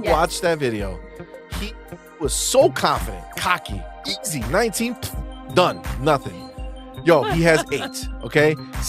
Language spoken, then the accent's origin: English; New Jersey, United States; Fun fact: we're actually from New Jersey, but we migrated up here.